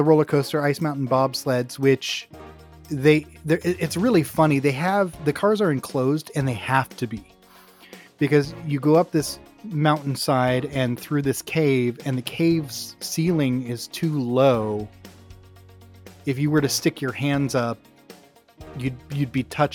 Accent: Oregon, United States; It's wonderful to live here. Yeah, I really appreciate my home state a lot.

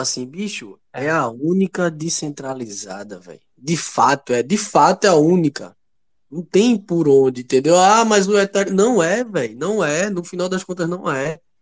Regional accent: Recife, Pernambuco, Brazil; eu sou daqui de, de, de Recife

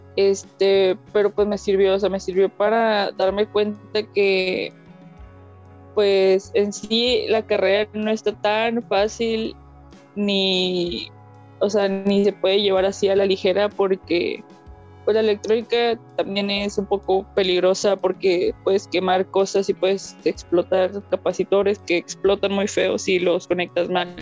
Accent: Tamaulipas, Mexico; yo sea de aquí de Tamaulipas

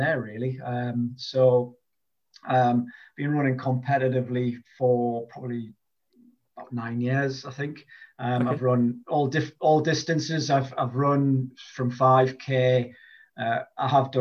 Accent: Durham, North East England, United Kingdom; I'm from the northeast of England. I'm from Durham. I've lived here all my life.

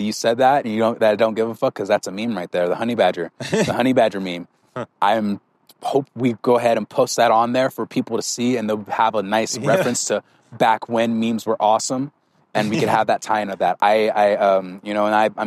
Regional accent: California, United States; now in Colorado, United States; my hometown, I came from California

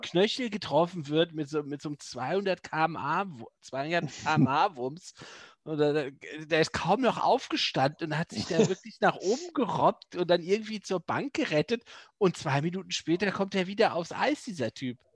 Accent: Neu-Isenburg, Hesse, Germany; moved away; meiner alten Heimat Neu-Isenburg

